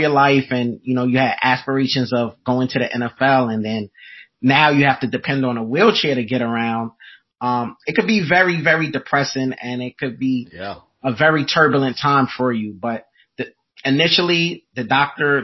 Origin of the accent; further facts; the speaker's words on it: New York City, New York, United States; I'm from Brooklyn, New York.